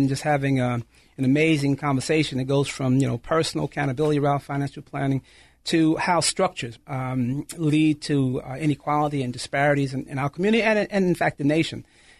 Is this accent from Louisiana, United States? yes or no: no; New York, United States; I'm a New Yorker